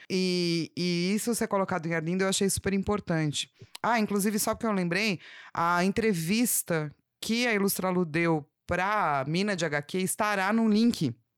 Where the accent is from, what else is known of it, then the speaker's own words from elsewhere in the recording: São Paulo, Brazil; eu nasci na Avenida Paulista